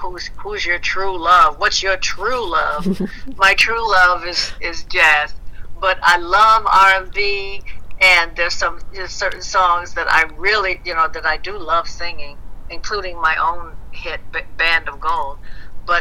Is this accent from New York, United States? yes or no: no; Detroit, Michigan, United States; I'm from Detroit.